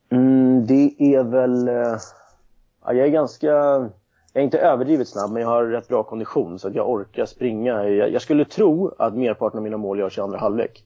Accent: Nacka, Stockholm County, Sweden; also born or lived in Cali, Colombia / Södermalm, Stockholm; now in Stockholm, Sweden; Jag är uppväxt i Nacka strax utanför

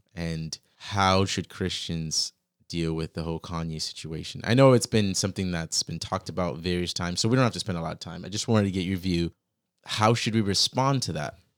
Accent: Virginia, United States; I grew up in Virginia

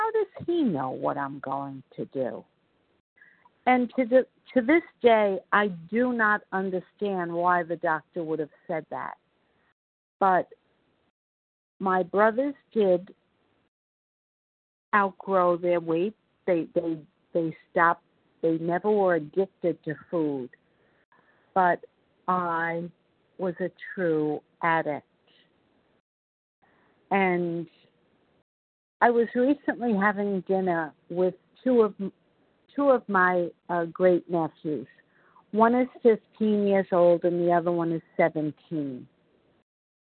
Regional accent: New York, United States; accent: New York; I'm from New York, as you probably can tell by my New York accent

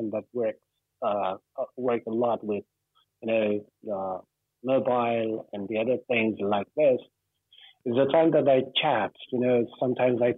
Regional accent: Iran; I'm from Iran

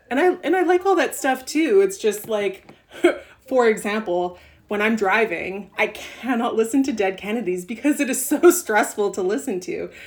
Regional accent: Montreal, Quebec, Canada; growing up in Ottawa and growing up in Montreal

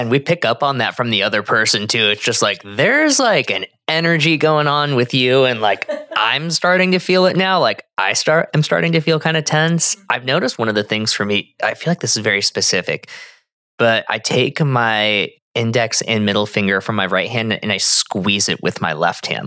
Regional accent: Arizona, United States; I'm from Arizona.

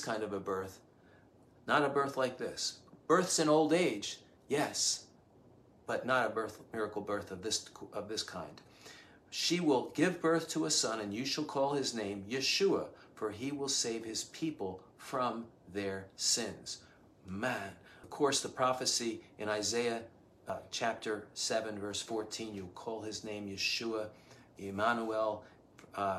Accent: Cheltenham, Pennsylvania, United States; in our group of friends where we grew up outside Philadelphia in Cheltenham

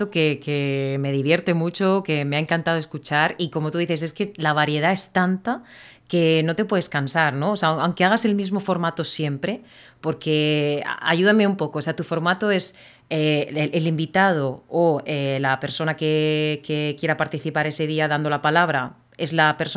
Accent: Spain; de España y es un placer para mí estar aquí de nuevo para ayudaros a aprender.

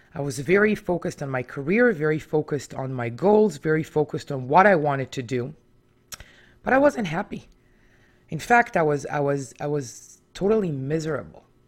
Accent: Israel; now in Toronto, Canada; I was born in Israel back in nineteen seventy-eight

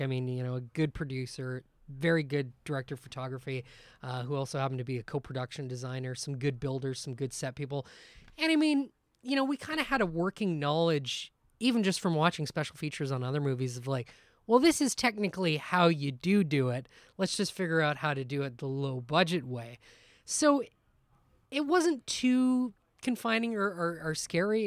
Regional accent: Guelph, Ontario, Canada; we're from Guelph, Ontario, which is just outside of Toronto

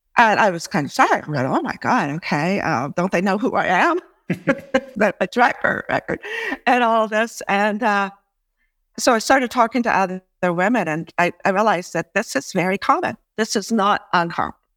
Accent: United States; now in Canada; although I'm an American too, I, I really do like being here in Canada

